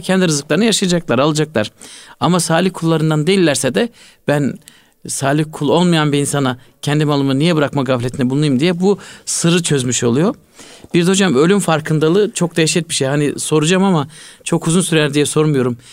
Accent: Malatya, Turkey; Ben küçüklüğümde hatırlıyorum. Malatya'da e, bizim köyde

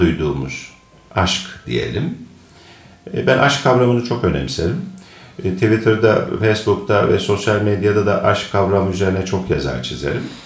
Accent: Akhisar, Manisa, Turkey; Ben 1962 e, senesinde Akisar'da doğdum. Doğma büyüme Akisarlıyım.

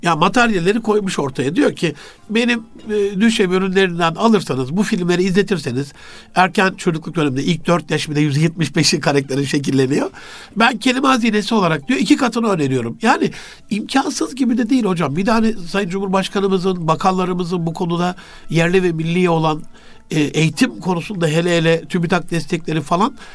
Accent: Turkey; bir Türk olarak

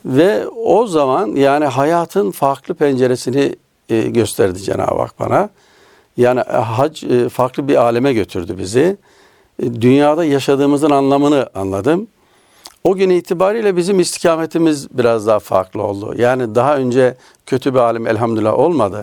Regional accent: Nevşehir, Turkey; now in Istanbul, Turkey; Nevşehir doğumluyum aslen. Ee, Nevşehir'de doğdum. bin dokuz yüz yetmiş sekiz yılında İstanbul'a geldik

